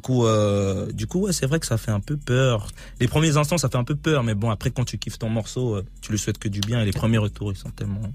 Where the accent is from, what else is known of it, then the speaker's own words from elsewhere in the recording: Switzerland; je viens de Suisse